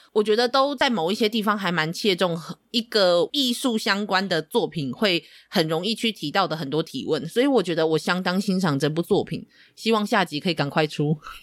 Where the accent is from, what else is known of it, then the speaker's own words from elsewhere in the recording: Taiwan; also born or lived in Tainan; 身为一个台湾人，我们受到了多元文化的影响